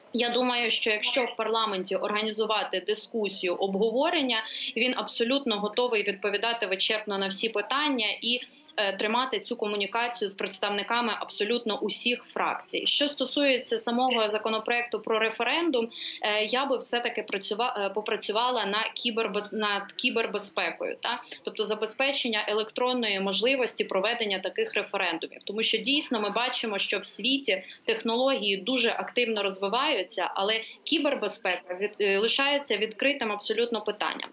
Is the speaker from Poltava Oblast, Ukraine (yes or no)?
yes; Poltava, Poltava Oblast, Ukraine; я сама полтавка, все життя прожила там